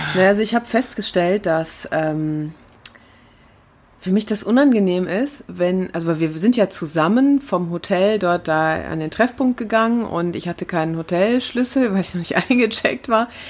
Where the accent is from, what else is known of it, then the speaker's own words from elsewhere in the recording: Herne, North Rhine-Westphalia, Germany; in Herne, in meiner Heimatstadt